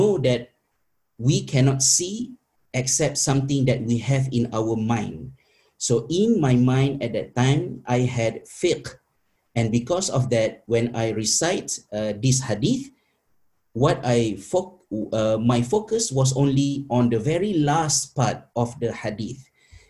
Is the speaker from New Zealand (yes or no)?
no; Malaysia; moved away; my fellow teachers back in my home country in Malaysia